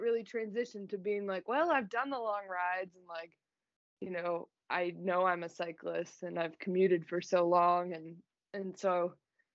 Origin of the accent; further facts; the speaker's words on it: Chicago, Illinois, United States; I grew up in the suburbs of Chicago